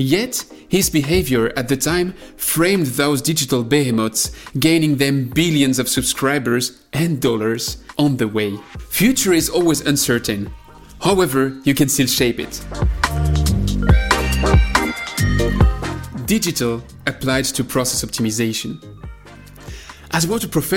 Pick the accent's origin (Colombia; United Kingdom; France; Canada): France; accent: French; English is a second language; me and my French accent